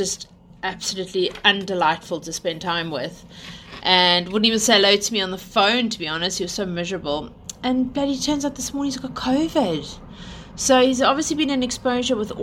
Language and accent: English; South Africa; also born or lived in United Kingdom; now in London, United Kingdom; we are South African / British who live in London